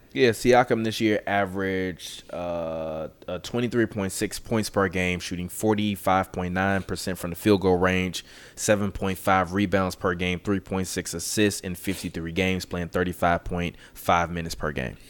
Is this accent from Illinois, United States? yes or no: yes; Chicago, Illinois, United States; I'm from Chicago